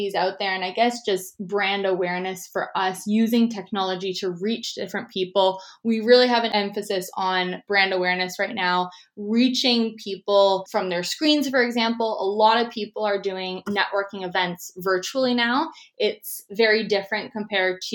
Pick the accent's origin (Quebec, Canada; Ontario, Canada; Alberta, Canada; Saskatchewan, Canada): Ontario, Canada; Toronto; moved away as an adult; now in Vancouver, Canada; I'm actually originally from Toronto, Ontario, and I moved out to Vancouver, BC, where I'm currently located, to attend the Simon Fraser University.